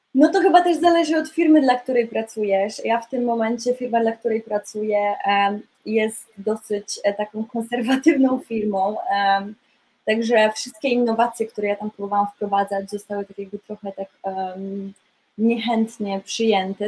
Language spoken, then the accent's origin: Polish; Poland; moved away as an adult; also born or lived in Munich; now in London, United Kingdom; w Polsce miałam dosyć już taką rozwiniętą karierę taneczną i aktorsko też już się zaczynało działać ale wyjechałam z Polski